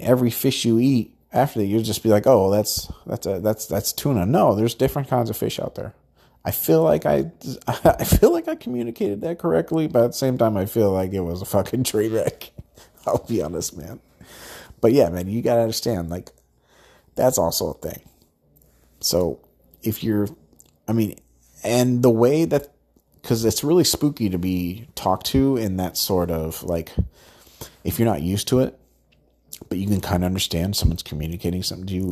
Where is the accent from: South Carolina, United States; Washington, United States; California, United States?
California, United States; Southern; I'm from Southern California